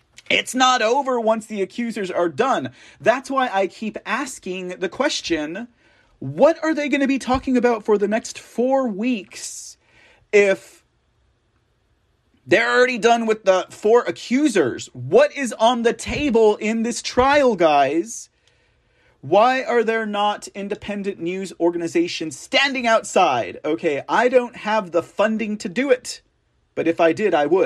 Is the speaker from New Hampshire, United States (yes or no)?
no; Texas, United States; I'm from Texas. We don't do masks down here.